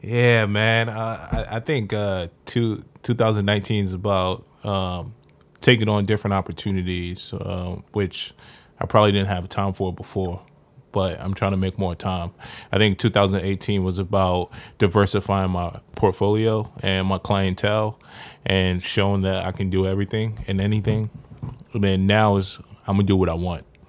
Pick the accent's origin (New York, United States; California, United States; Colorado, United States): New York, United States; New York City; also born or lived in Far Rockaway, Queens; I'm from South Jamaica, Queens.